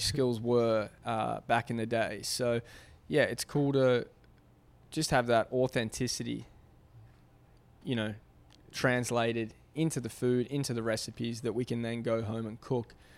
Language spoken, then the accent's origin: English; Australia; moved away; I grew up in Australia